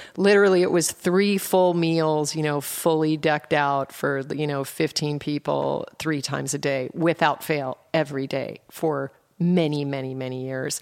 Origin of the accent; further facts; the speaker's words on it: Anchorage, Alaska, United States; also born or lived in Colorado; I was raised in Alaska. I was born in Colorado and, and drove to Alaska in an A M C Hornet with my mom, my four siblings, and a dog, and I turned nine on the way